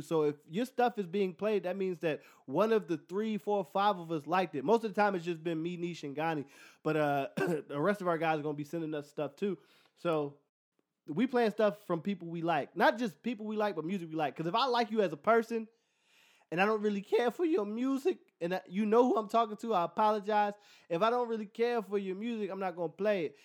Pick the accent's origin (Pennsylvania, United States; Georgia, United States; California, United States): Pennsylvania, United States; Philadelphia; moved away; I'm from Philly